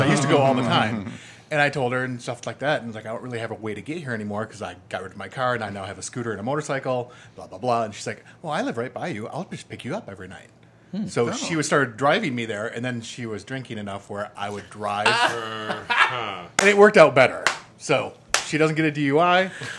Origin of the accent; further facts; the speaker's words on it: Grand Rapids, Michigan, United States; also born or lived in Chicago; now in San Diego, United States; Originally Michigan and Chicago.